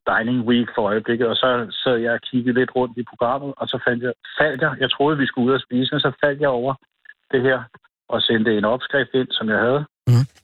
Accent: Hvidovre, Capital Region of Denmark, Denmark; moved away; also born or lived in Asnæs; jeg er vokset op i Hvidovre.

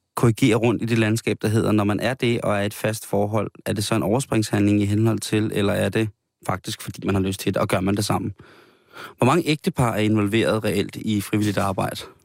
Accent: Denmark; som danskere

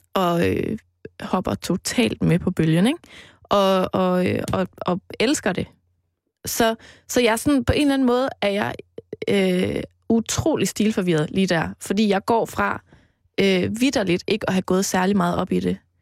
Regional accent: Mols, Central Denmark Region, Denmark; moved away; jeg voksede op ude på Mols, på landet

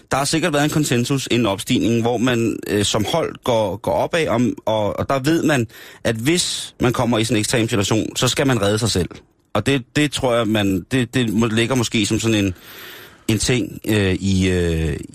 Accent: Denmark; er sikker på, at jeg er fra Danmark.

